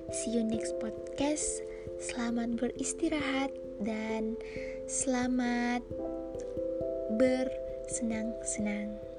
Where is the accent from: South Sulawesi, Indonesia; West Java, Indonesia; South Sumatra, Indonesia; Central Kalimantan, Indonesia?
South Sulawesi, Indonesia; Makassar; also born or lived in Enrekang, South Sulawesi; aku besarnya di tengah-tengah kota metropolitan yang orang biasa kenal dengan kota Daeng atau kota Makassar